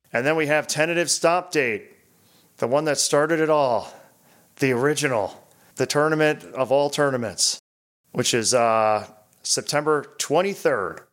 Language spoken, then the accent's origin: English; Albany, New York, United States; I'm from Albany